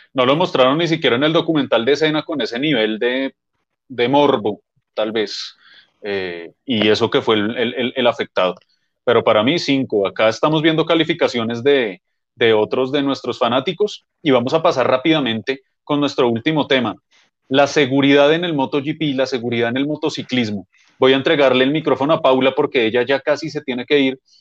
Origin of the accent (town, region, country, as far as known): Colombia